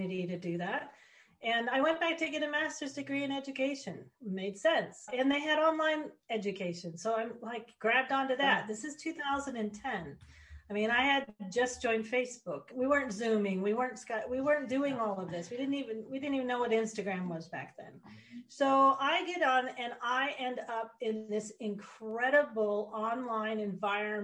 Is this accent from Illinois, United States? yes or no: no; Monument, Colorado, United States; moved away as an adult; also born or lived in Dubai; now in New Zealand; I grew up in Monument, Colorado.